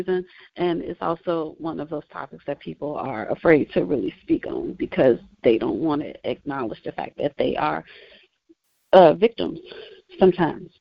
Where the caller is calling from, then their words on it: Indiana, United States; I am calling from Indiana